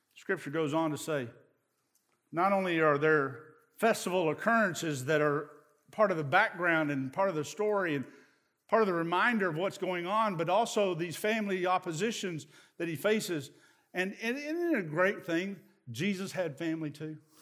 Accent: East Tennessee, United States; I'm from East Tennessee

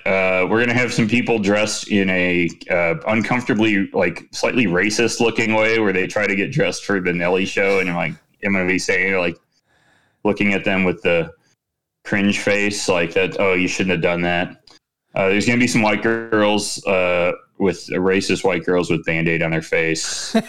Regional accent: Midwest, United States; I mean, I guess it's because I'm from the Midwest.

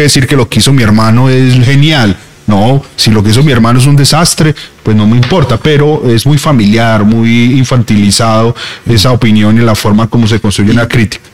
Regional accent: Colombia; encerrarnos como colombianos

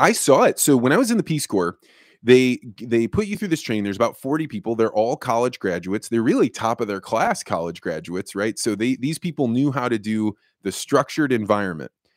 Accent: Eureka, Illinois, United States; moved away; Eureka, Illinois prepared me to be a, you know, somebody that wa-, went out into the world

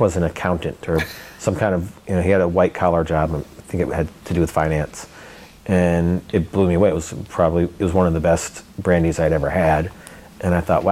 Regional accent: Finger Lakes area of New York, United States; moved away as an adult; also born or lived in Oregon; now in McMinnville, United States; I grew up in the Finger Lakes area of New York

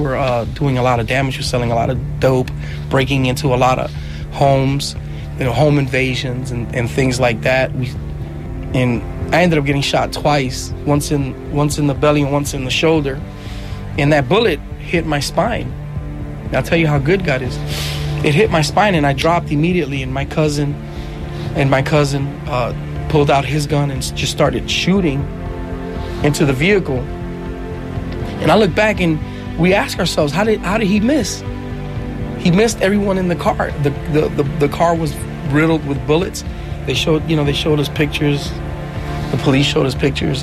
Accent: New York City, New York, United States; I was born in New York, in the Bronx, but I was raised till I was six in Manhattan, in Washington Heights

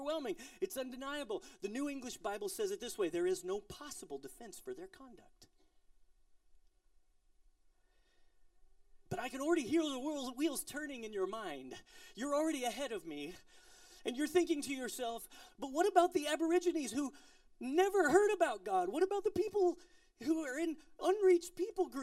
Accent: Colorado, United States; I'm from Colorado

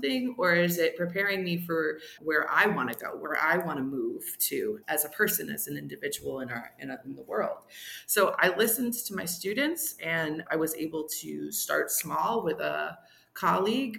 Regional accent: New Jersey, United States; moved away as an adult; also born or lived in North Carolina / Guadalajara, Mexico; now in Massachusetts, United States; Originally, I'm from New Jersey and I was in North Carolina

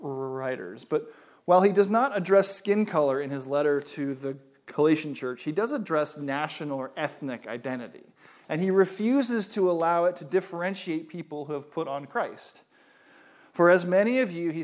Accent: United States; I am an American

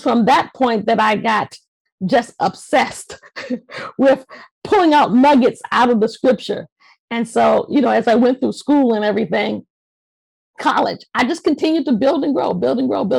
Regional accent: Washington, District of Columbia, United States; moved away as an adult; now in Mitchellville, United States; I was born and raised in Washington, D.C., and after I got married, we moved out to the suburbs out into Maryland here

